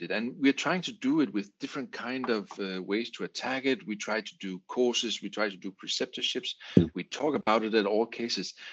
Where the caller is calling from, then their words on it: Aarhus, Central Denmark Region, Denmark; English is a second language; I'm talking here from Aarhus in Denmark.